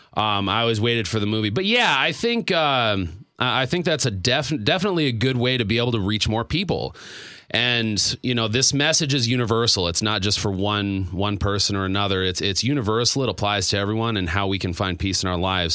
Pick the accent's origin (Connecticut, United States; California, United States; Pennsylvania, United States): Pennsylvania, United States; Stroudsburg; moved away; my hometown